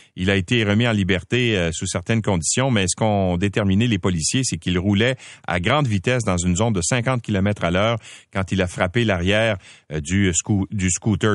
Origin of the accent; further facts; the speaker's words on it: Quebec, Canada; chez nous au Québec